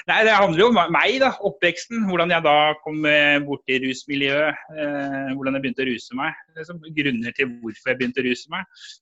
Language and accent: Norwegian; Oslo, Norway; born there; jeg ble født i Oslo.